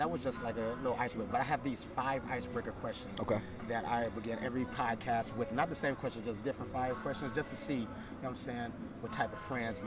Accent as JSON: {"language": "English", "town": "Cleveland", "region": "Ohio", "country": "United States", "said": "where are you from? I'm like, Cleveland."}